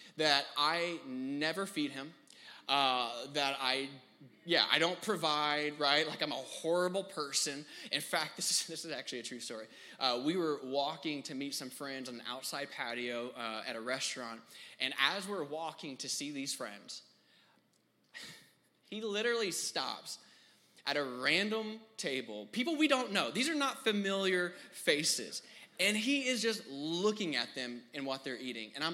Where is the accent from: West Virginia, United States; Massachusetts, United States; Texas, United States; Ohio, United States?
Texas, United States; Houston; I am from Houston, born and raised.